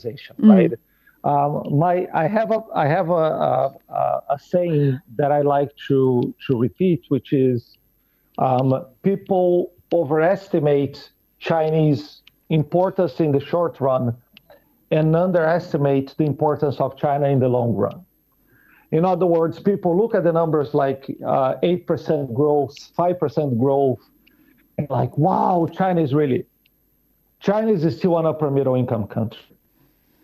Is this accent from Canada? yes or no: no; Brazil; I'm from Brazil.